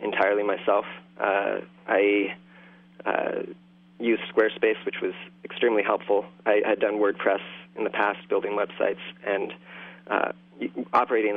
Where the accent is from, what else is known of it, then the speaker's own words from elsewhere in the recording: Eastern Massachusetts, United States; moved away as an adult; also born or lived in Cazadero, California / Sebastopol, California; now in Whitefield, Maine, United States; I grew up in the Northeast